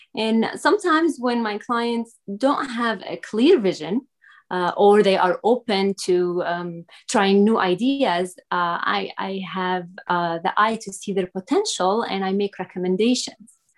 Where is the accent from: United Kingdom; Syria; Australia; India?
Syria; English is a second language; now in United States; I was not born in the United States. I am originally from Syria